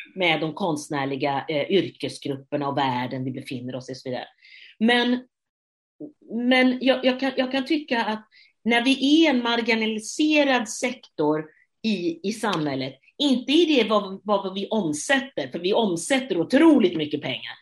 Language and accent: Swedish; Gothenburg, Västra Götaland, Sweden; jag som göteborgare